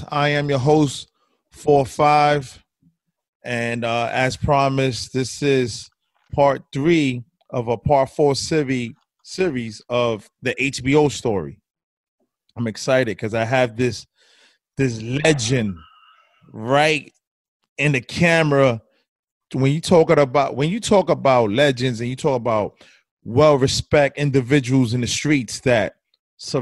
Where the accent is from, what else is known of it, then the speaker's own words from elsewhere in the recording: New York City, New York, United States; I am from Bushwick, Brooklyn, and I am extremely proud of that neighborhood